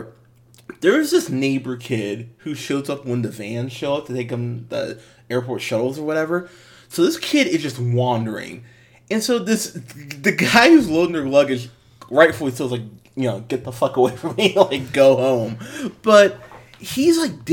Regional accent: United States; As an American

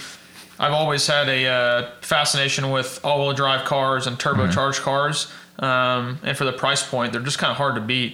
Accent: Edmond, Oklahoma, United States; Born and raised in Edmond, Oklahoma

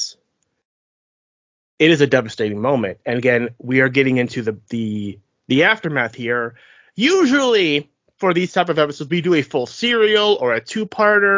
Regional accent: United States; since we are lowly Americans

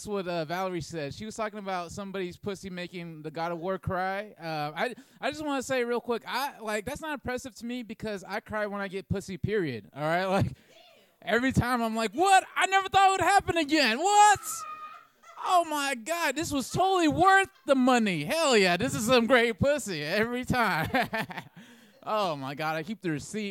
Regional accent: Oakland, California, United States; moved away as an adult; now in Brooklyn, United States; I'm from Oakland, California

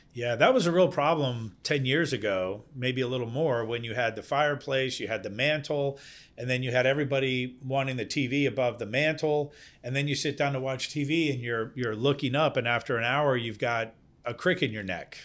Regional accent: Denmark; now in Virginia, United States; I'm originally from Denmark.

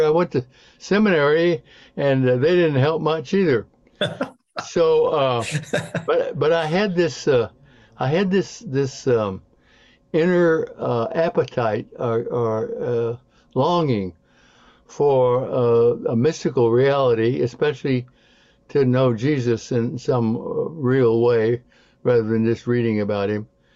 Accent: St. Louis, Missouri, United States; now in Kansas City, United States; I was born and raised in St. Louis

